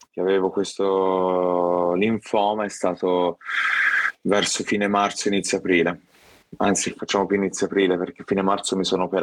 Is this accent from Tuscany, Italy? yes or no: yes; Viareggio, Tuscany, Italy; mi piacciono, mi piacciono e vengo da Viareggio, soprattutto Viareggio nel cuore tutta la vita ormai